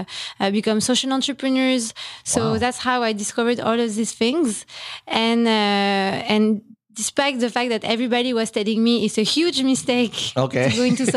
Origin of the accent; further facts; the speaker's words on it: France; moved away as an adult; now in Philippines; In France. I'm French.